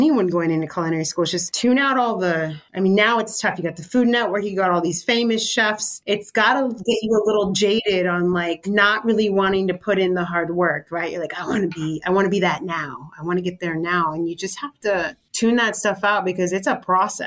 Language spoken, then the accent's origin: English; California, United States; now in New York, United States; Growing up in California, I think there was definitely a lot more Mexican chefs